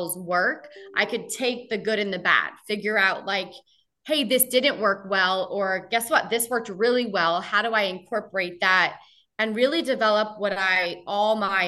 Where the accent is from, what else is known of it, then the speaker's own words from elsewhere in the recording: New Jersey, United States; moved away as an adult; also born or lived in Virginia; growing up in New Jersey